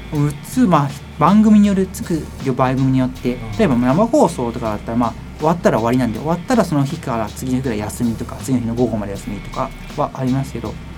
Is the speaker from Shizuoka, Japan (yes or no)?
yes; Shizuoka, Japan; moved away as an adult; also born or lived in Hokkaido / Tokyo; 一回静岡の実家を戻って